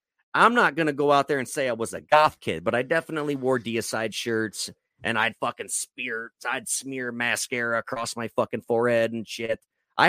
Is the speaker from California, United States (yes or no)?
yes; Belvedere, California, United States; I grew up in Belvedere, so it was a lot of Mexican gangs